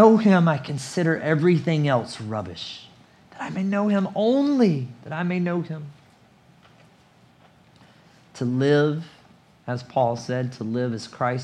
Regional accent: United States; moved away as an adult; also born or lived in South Asia / Richmond; I was born in America

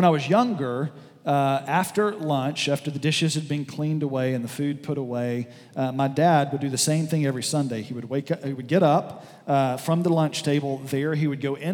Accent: southwest Alabama, United States; moved away; I was down in southwest Alabama in a small town where I grew up

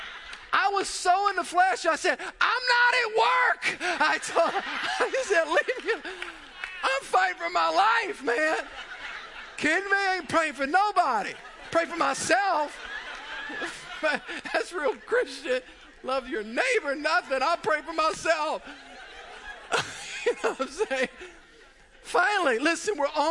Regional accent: South Louisiana, United States; also born or lived in Mandeville, Louisiana; I grew up in South Louisiana

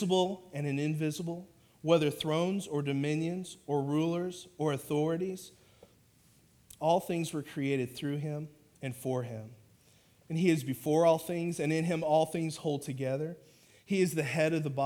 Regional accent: Oklahoma, United States; moved away as an adult; now in Fort Worth, United States; So I'm from Oklahoma, my wife and I, and we came down here to Fort Worth in 2007

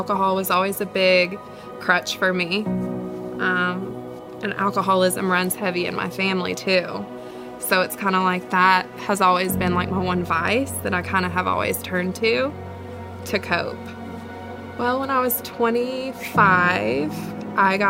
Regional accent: Alcoa, Tennessee, United States; also born or lived in Georgia; I'm from Alcoa, Tennessee.

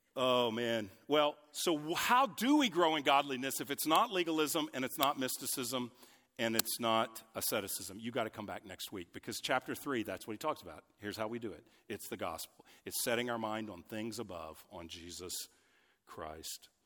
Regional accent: United States; I'm an American, grew up in the U S

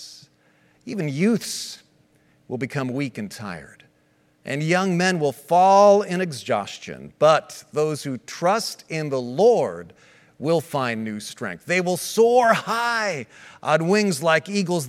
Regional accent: United States; I was born in the States, but was born as a citizen of Switzerland because my parents were Swiss

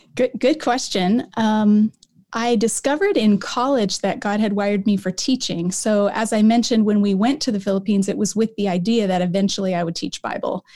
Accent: Colorado, United States; moved away as an adult; also born or lived in Oregon; now in Canada; I was born and raised in Colorado

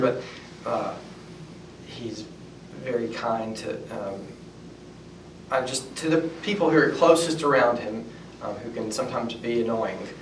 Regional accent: North Alabama, United States; moved away as an adult; also born or lived in Tuscaloosa, Alabama; I grew up in North Alabama

